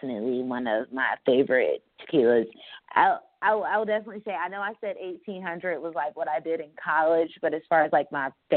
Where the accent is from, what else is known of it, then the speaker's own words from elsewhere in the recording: Fayetteville, North Carolina, United States; moved away; I am recording live from Fayetteville, North Carolina. It feels good to be home. This is where I'm from